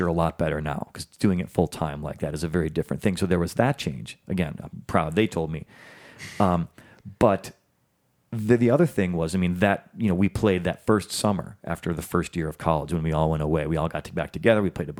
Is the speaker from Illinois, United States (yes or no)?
yes; Chicago, Illinois, United States; moved away; I'm from Chicago, man.